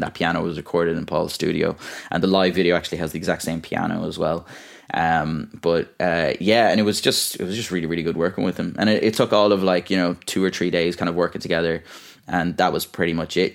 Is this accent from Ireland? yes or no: yes; Ballyvaughan, Munster, Ireland; moved away as an adult; also born or lived in France; now in Dublin, Ireland; in Ballyvaughan in my hometown and all or kind of around North Clare